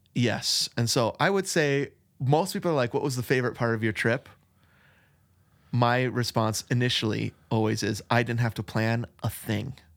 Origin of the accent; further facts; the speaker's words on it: Arizona, United States; we're from Arizona